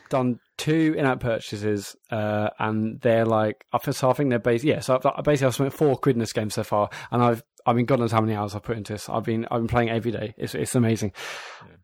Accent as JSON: {"language": "English", "town": "Bognor Regis", "region": "South East England", "country": "United Kingdom", "said": "I'm from Bognor Beach as a seaside town, and I spent you know countless summers and weeks, days, months in the arcades"}